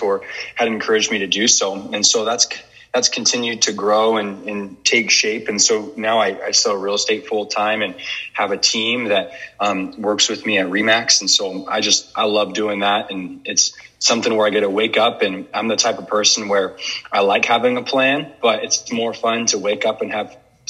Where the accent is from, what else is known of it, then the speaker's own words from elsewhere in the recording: Portland, Oregon, United States; moved away as an adult; now in Spokane, United States; I'm not from Spokane, actually from Portland, Oregon originally. Grew up there